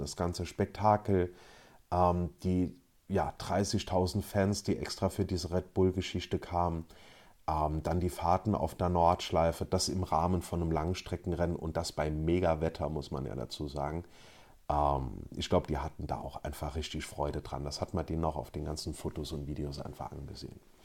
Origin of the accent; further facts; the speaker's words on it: Luxembourg; bei uns in Luxemburg